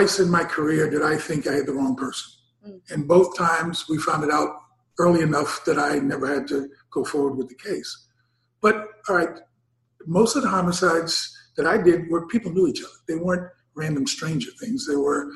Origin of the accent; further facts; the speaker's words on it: New York City, New York, United States; I'm born and raised in Harlem